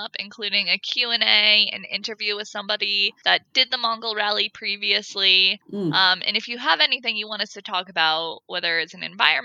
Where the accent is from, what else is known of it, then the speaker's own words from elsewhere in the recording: United States; me as an American